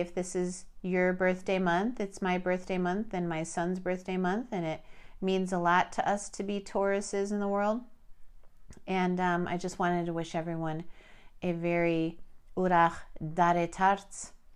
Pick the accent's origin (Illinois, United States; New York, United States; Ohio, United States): Illinois, United States; Chicago; I was born in Chicago